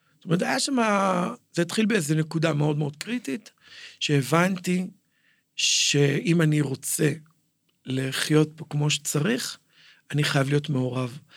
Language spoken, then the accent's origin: Hebrew; Jerusalem, Jerusalem District, Israel; נולדתי בנחלאות, אבא שלי היה חנות בשוק, כאילו, אני ירושלמי בכל אה, רמ"ח איבריי, ושס"ה גידיי, מעולם לא גרתי במקום אחר